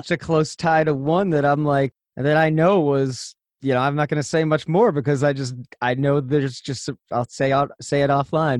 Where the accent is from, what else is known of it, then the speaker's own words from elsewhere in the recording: Cleveland, Ohio, United States; we're from Cleveland